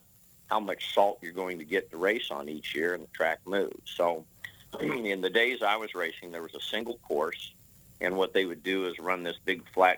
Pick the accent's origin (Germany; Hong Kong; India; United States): United States; Nebraska; I grew up in Nebraska and in the early 70s